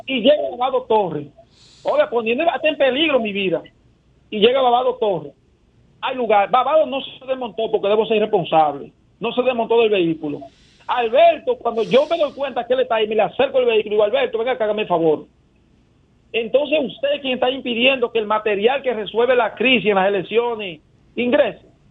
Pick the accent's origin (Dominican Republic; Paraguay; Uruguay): Dominican Republic; nosotros como sociedad dominicana